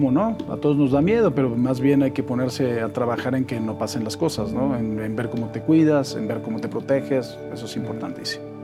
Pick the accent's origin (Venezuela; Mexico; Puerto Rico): Mexico; Mexico City; En la Ciudad de México. Aquí en México. Sí, en la colonia Roma.